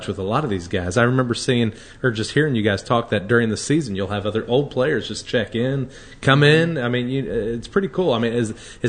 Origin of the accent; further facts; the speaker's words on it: Mount Vernon, Illinois, United States; I'm from Mount Vernon